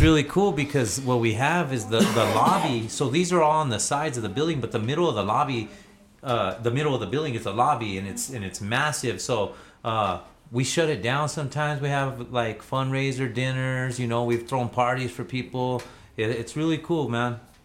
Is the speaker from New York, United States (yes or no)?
no; Albuquerque, New Mexico, United States; I grew up in the South Valley, um, but I've lived all over Albuquerque uh, my whole life.